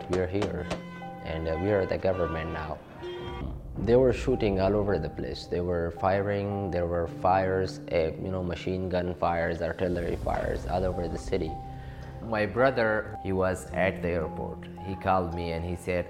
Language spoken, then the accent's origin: English; Afghanistan; moved away as an adult; now in Rhode Island, United States; I'm from Afghanistan.